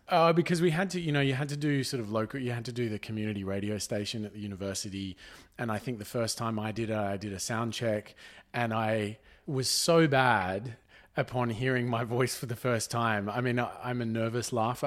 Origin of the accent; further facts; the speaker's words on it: Jindabyne, New South Wales, Australia; we grew up in Jindabyne